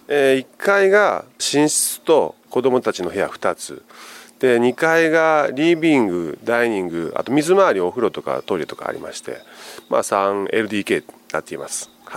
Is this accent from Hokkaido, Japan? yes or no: no; Wakayama, Japan; now in Nishitokyo, Japan; 私自身和歌山県出身なんですよ。